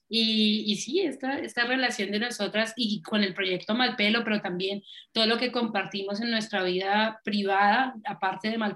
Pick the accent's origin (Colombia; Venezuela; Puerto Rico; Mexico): Colombia; Cali, Valle del Cauca; now in Cologne, Germany; yo soy músico, cantante de Cali también y em, eh, vivo hace 10 años en Alemania, eh, me vine con mi esposo y nada, llegué a Colonia